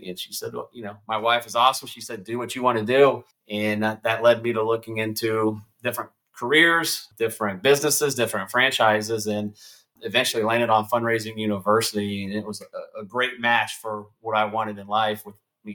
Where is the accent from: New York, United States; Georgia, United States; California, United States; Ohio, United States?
Ohio, United States; Fredericktown; also born or lived in Marysville, Ohio; born and raised in Fredericktown, Ohio